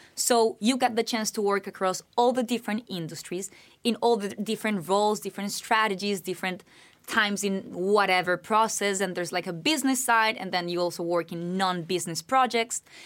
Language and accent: English; Bogotá, Bogotá Capital District, Colombia; now in United States; I'm originally from Bogotá, Colombia